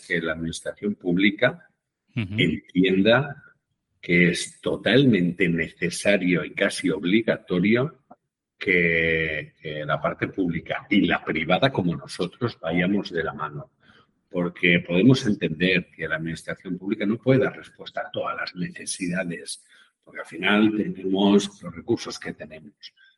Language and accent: Spanish; Catalonia, Spain; como buen catalán